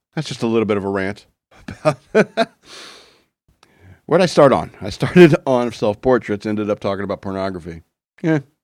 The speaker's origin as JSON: {"language": "English", "country": "United States"}